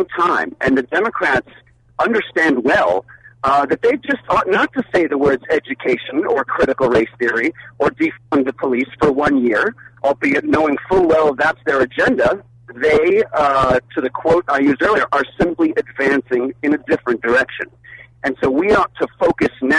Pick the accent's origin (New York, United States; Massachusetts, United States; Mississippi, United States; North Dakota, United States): New York, United States; New York City; now in Phoenix, United States; my days growing up in Brooklyn